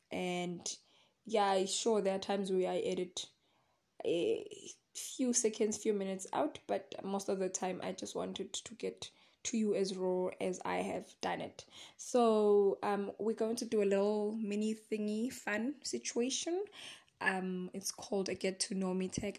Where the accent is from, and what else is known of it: Secunda, Mpumalanga, South Africa; born or raised there